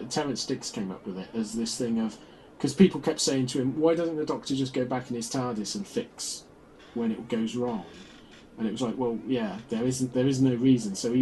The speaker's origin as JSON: {"language": "English", "town": "Oxford", "region": "South East England", "country": "United Kingdom", "tie": "born or raised there", "said": "I grew up in Oxford"}